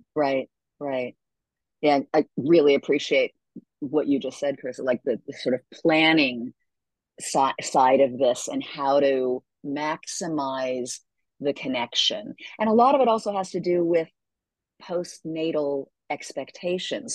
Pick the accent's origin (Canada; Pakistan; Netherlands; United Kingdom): Canada; moved away; I'm from Canada originally